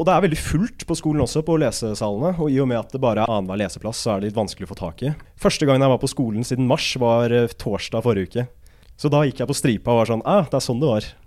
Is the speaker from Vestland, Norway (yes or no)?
no; Asker, Akershus, Norway; moved away as an adult; now in Trondheim, Norway; Jeg er fra Asker, da, men om du kan kalle det en by, det er vel en landsby, tettsted